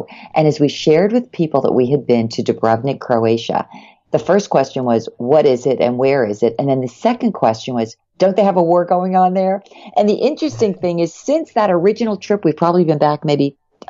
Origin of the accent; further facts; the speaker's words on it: New Jersey, United States; moved away as an adult; now in Clearwater, United States; We're both from New Jersey. I'm from right outside of New York City. Jimmy's from the Trenton area. I grew up wanting to live in Florida. I couldn't stand cold winters.